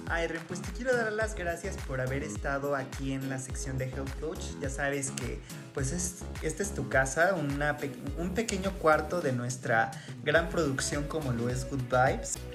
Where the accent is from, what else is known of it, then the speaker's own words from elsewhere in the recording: Mexico; nos compete como mexicanos